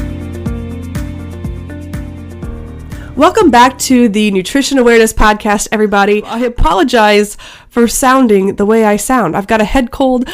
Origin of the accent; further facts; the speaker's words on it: Missouri, United States; I grew up in Missouri